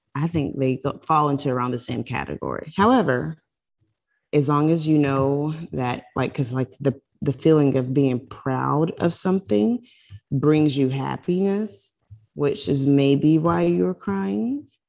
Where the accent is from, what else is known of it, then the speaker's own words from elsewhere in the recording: South Carolina, United States; now in Florida, United States; I'm from South Carolina. I live in Florida, but I'm not a Floridian. I'm from South Carolina.